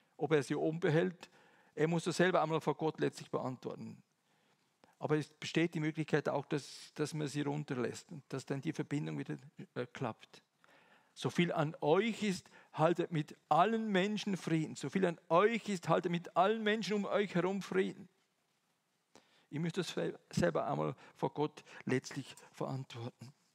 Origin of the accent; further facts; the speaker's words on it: Eastern Switzerland, Switzerland; moved away; Ich komme ja aus der Ostschweiz, das hört ihr zum Teil mindestens